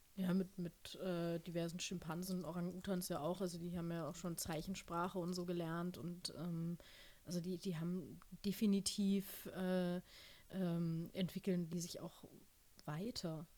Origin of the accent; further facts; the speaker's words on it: Germany; also born or lived in United States; ich bin aus Deutschland, ich arbeite